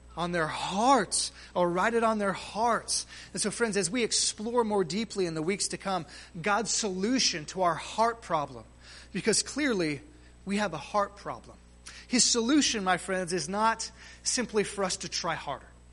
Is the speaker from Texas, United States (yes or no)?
yes; near Galveston, Texas, United States; Galveston, Texas, uh, sort of close to my hometown